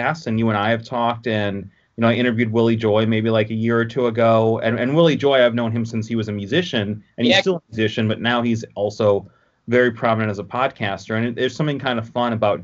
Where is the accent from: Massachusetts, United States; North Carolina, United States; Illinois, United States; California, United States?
Illinois, United States; Oak Park; also born or lived in Detroit, Michigan; I grew up in Oak Park, but that's like 20 minutes outside of Chicago. But I've always lived in this area. I mean, technically, I was born like outside Detroit, but we moved to Chicago when I was a few months old